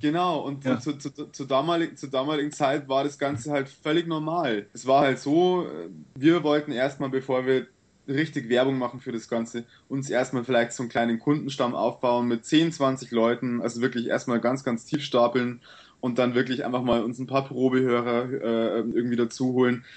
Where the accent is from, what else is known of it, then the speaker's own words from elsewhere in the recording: Sulzbach-Rosenberg, Bavaria, Germany; bei uns in Sulzbach